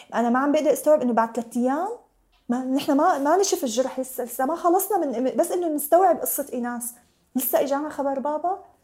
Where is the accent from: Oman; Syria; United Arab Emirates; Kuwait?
Syria; now in Lebanon; ولا بفكر اني ارجع على سوريا ابدا